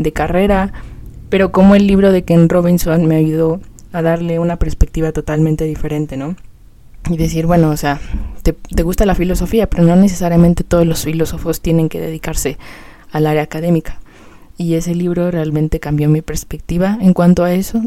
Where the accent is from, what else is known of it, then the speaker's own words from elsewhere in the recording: Mexico City, Mexico; yo vivo en México, o sea, soy de la Ciudad de México